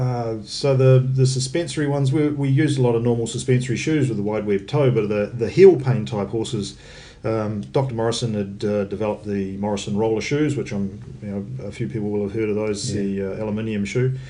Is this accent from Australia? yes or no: no; New Zealand; also born or lived in United States; I'm probably the only New Zealander with an AW.